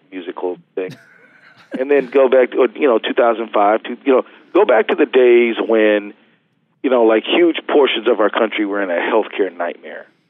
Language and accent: English; Minnesota, United States; we're Minnesotans